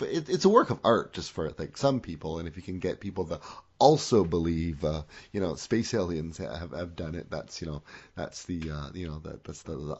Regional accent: Canada; even as a Canadian

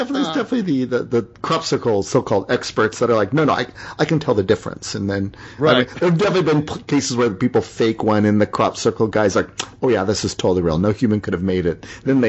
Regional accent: Canada; also born or lived in Toronto; I'm a Canadian.

